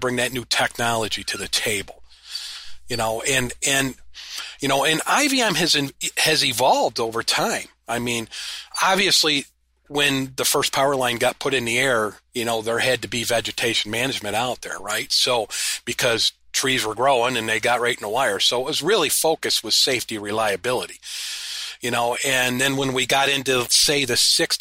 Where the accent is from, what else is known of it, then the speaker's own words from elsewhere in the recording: upstate New York, United States; we're from upstate New York